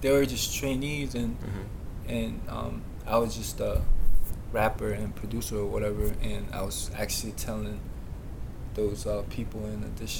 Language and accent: English; New York, United States; I'm from New York as well.